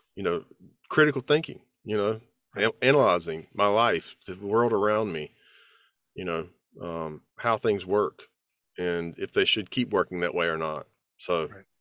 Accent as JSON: {"language": "English", "region": "the South", "country": "United States", "said": "as a Southerner"}